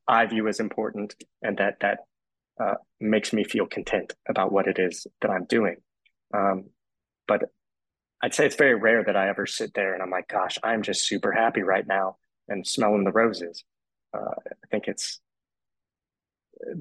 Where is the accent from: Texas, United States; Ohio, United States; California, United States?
Texas, United States; Austin; I'm from Austin, Texas